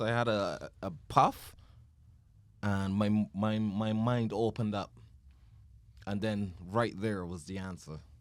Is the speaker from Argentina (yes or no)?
no; Barbados; we grew up in Barbados.